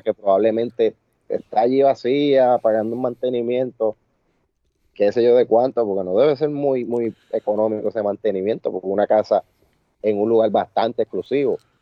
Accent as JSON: {"language": "Spanish", "town": "Añasco", "country": "Puerto Rico", "said": "de aquí de mi pueblo, de Añasco."}